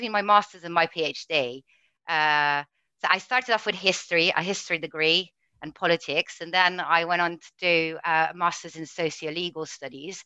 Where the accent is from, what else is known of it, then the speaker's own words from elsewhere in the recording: Italy; English is a second language; moved away as an adult; now in United Kingdom; growing up in Italy